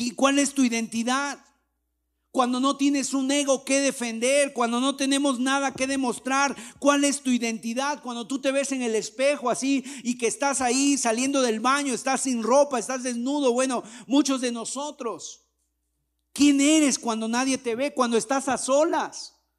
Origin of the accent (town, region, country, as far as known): Mexico